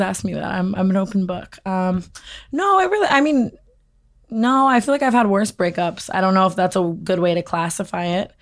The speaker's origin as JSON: {"language": "English", "town": "Las Vegas", "region": "Nevada", "country": "United States", "tie": "born or raised there", "said": "growing up in Vegas"}